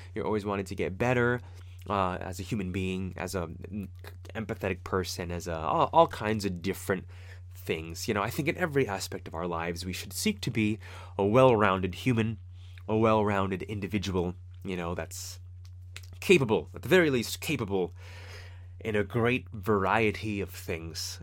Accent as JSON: {"language": "English", "town": "Fremont", "region": "California", "country": "United States", "tie": "born or raised there", "said": "from Fremont and the kinds of people that I grew up with in Fremont"}